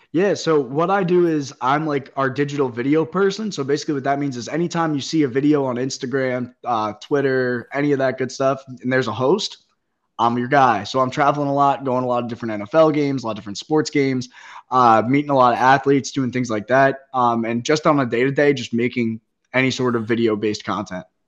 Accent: Caldwell, New Jersey, United States; also born or lived in Hoboken, New Jersey; I grew up in uh, Sopranos territory. I'm from Caldwell, New Jersey

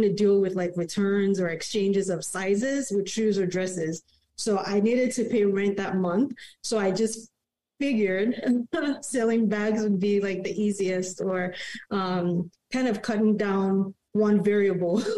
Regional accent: Canada; also born or lived in Manhattan, New York / Toronto; I'm Canadian

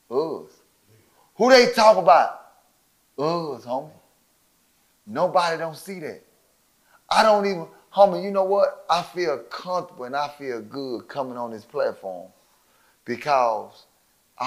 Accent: Dallas, Texas, United States; I'm from Dallas

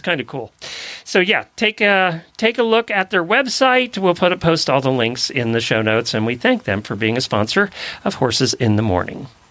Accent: Lancaster County, Pennsylvania, United States; grew up in Lancaster County, Pennsylvania

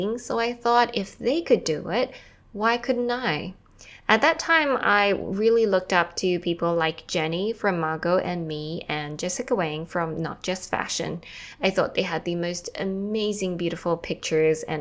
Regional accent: Australia; moved away as an adult; also born or lived in Taiwan / New York City; I'm from Taiwan and I grew up in Australia. I eventually left Australia after high school.

